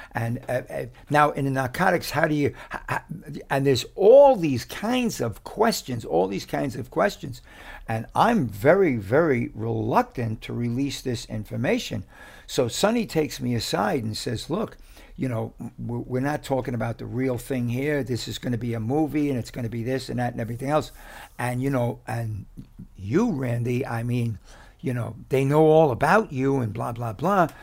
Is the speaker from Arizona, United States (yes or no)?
no; New York City, New York, United States; we grew up together in West Harlem